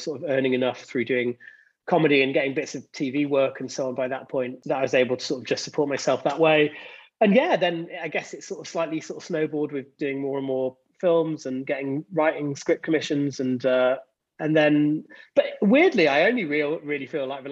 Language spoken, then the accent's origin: English; Leeds, Yorkshire and the Humber, United Kingdom; born and raised in Leeds